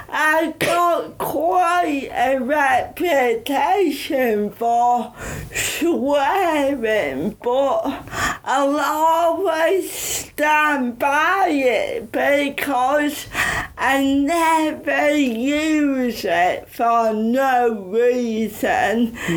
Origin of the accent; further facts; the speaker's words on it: Bridlington, Yorkshire and the Humber, United Kingdom; accent: Yorkshire; moved away as an adult; also born or lived in Huddersfield; now in London, United Kingdom; I'm from East Yorkshire, Bridlington, and went to uni in Huddersfield. And because of my disability, I never thought I had an accent.